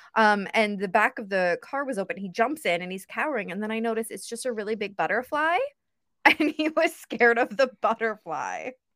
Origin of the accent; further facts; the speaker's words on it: Ontario, Canada; I'm from Ontario, Canada, pretty close to the border of the States